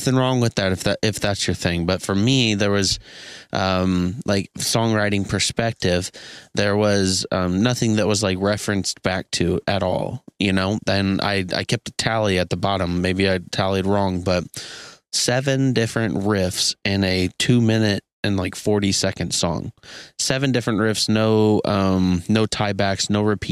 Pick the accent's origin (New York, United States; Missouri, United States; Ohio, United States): Missouri, United States; Kansas City; Kansas City, Missouri, my hometown